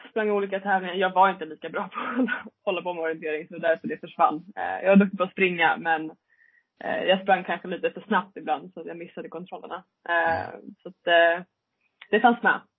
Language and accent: Swedish; Leksand, Dalarna County, Sweden; Nej, jag är född i Leksand.